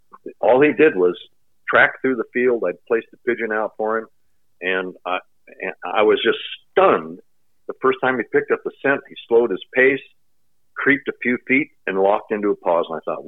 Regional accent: Pendleton, Oregon, United States; when I was young, we lived on a ranch in eastern Oregon near my hometown of Pendleton.

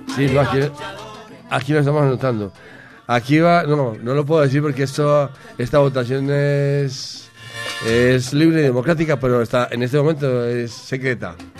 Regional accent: Paisa, Antioquia, Colombia; accent: paisa; yo soy paisa. Paisa, más paisa que la arepa. Hijo de Ofelia y Francisco.

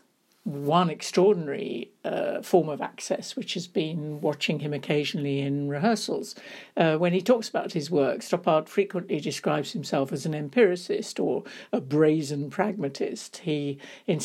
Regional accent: London, United Kingdom; the bookshop was an important part of my life when I was growing up in London

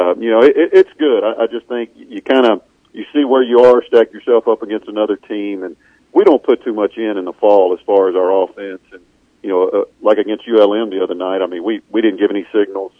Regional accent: Mississippi, United States; I kind of went against the grain growing up in Mississippi

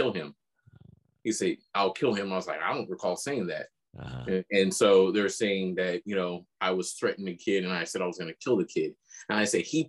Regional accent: Elk Grove, California, United States; also born or lived in El Centro; growing up in El Grove, though, back in the farm days

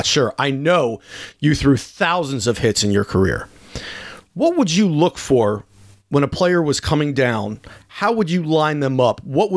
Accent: United States; I'm an American, I was born actually in 84

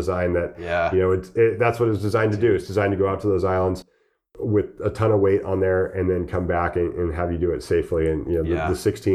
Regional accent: La Jolla, California, United States; I was born and raised in La Jolla, California.

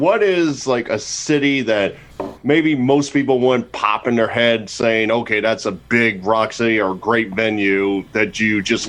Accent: New Jersey, United States; moved away as an adult; now in Georgia, United States

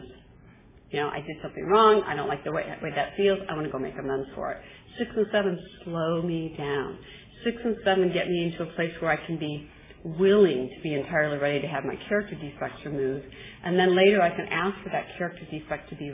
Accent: Midwest, United States; I'm from the Midwest

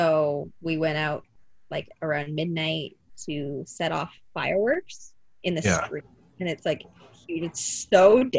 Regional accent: Windsor, Ontario, Canada; we ended up in Windsor. And so technically I had my 6th birthday in Windsor.

